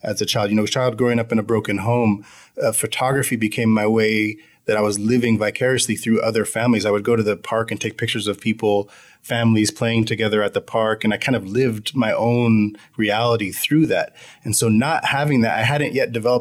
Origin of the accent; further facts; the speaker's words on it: United States; I'm an American convert